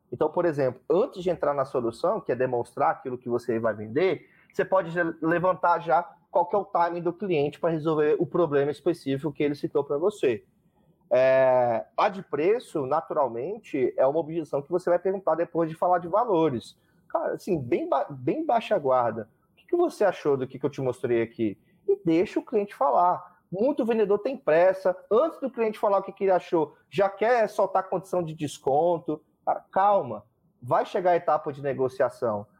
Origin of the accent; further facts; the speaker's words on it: Brazil; eu sou brasileiro